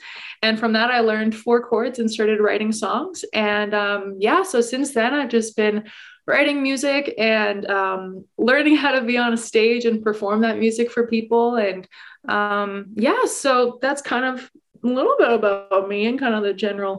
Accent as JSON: {"language": "English", "town": "Calgary", "region": "Alberta", "country": "Canada", "tie": "born or raised there", "said": "So I am a pop country singer-songwriter from Calgary, Alberta. I am born and raised in Calgary, and I have kind of been performing all throughout Alberta for the last like 5 or 6 years."}